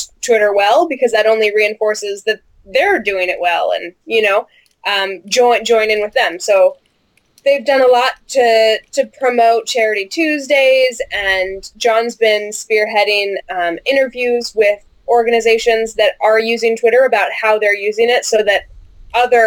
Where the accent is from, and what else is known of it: United States; moved away as an adult